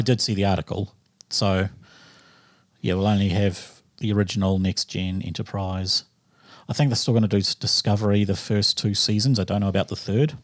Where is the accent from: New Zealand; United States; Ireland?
New Zealand; I'm Kiwi through and through